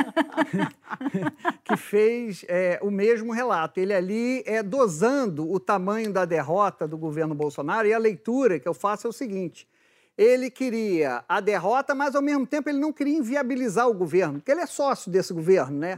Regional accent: Rio de Janeiro, Brazil; eu sou do Rio de Janeiro e já fui repórter de polícia

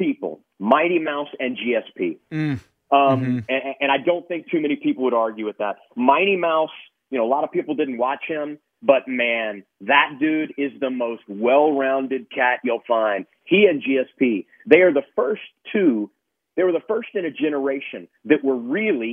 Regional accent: Lake Charles, Louisiana, United States; I was born in Lake Charles, Louisiana

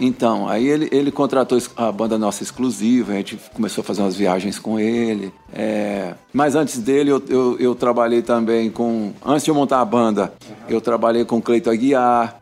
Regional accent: Minas Gerais, Brazil; now in Brasília, Brazil; eu sou de Minas Gerais, né? Interior de Minas

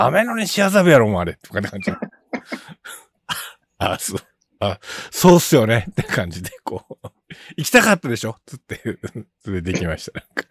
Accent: Kitakyushu, Fukuoka, Japan; now in Tokyo, Japan; 僕はやっぱり生まれ育ちがそちら

